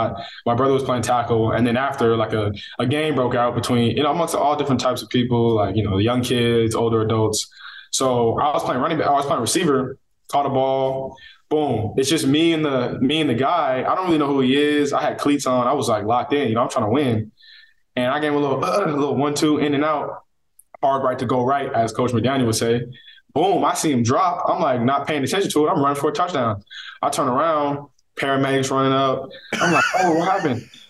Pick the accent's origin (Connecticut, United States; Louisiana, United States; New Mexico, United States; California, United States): California, United States; Northern; also born or lived in Coquitlam, British Columbia, Canada; now in Miami, United States; me and my sister were born up there. Grew up there until I was about 8, and then moved to NorCal, where I spent my adolescence.